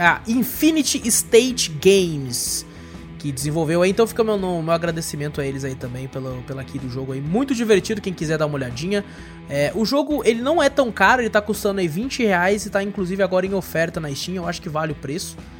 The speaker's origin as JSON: {"language": "Portuguese", "country": "Brazil", "said": "sou do Brasil, from Brasil"}